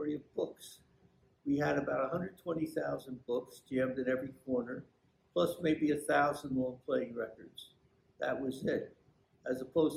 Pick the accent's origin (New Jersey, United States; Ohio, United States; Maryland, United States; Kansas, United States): New Jersey, United States; Belleville; also born or lived in Newark, New Jersey; now in Nutley, United States; I was born in Newark and I lived there until I was not quite seven. I moved into Belleville at that point and got skipped from the second half of first grade into second grade. And continued all through school in Belleville